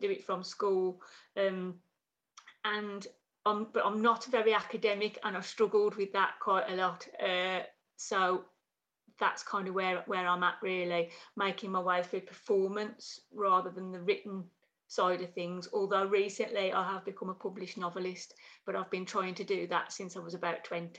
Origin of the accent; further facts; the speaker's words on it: Black Country, West Midlands, United Kingdom; I'm from the, like Brendan, I'm from the Black Country.